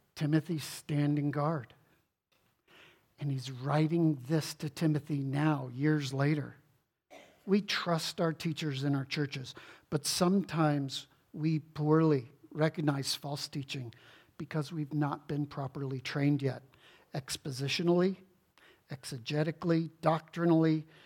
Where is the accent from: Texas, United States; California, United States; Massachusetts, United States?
Texas, United States; Houston; growing up in Houston, Texas